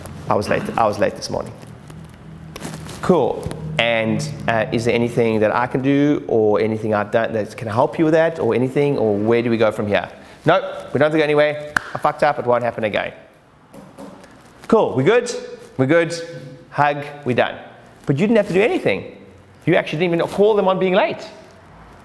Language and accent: English; South Africa; now in United Kingdom; I'm originally South African